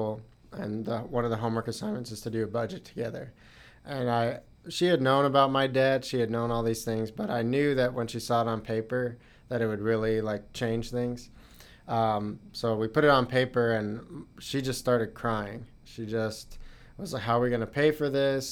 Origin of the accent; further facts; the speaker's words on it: Dallas, Texas, United States; moved away as an adult; also born or lived in Indiana; I'm originally from Texas, from the Dallas area